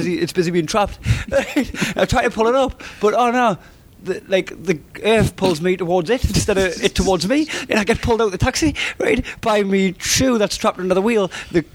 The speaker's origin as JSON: {"language": "English", "town": "Blyth", "region": "North East England", "country": "United Kingdom", "said": "I'm from Blythe"}